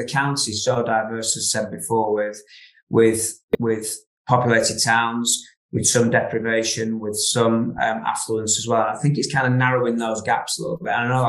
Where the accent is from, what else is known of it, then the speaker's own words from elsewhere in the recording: Ribble Valley, Lancashire, North West England, United Kingdom; having grown up sort of in the River Valley for most of my life